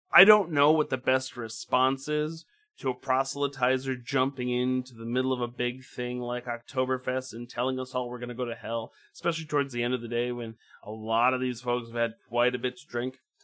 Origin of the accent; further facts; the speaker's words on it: Midwest, United States; my Midwestern Eden, well, Midwestern Protestant upbringing